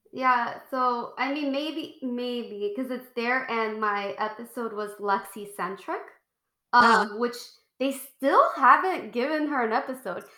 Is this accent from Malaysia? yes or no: no; Puerto Rico; I was a little girl growing up in Puerto Rico in like the 90s